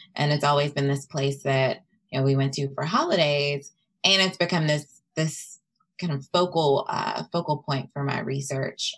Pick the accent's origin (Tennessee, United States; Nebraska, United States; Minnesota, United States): Tennessee, United States; also born or lived in Mississippi; I grew up in Tennessee. Um, but I really claim Mississippi as my home.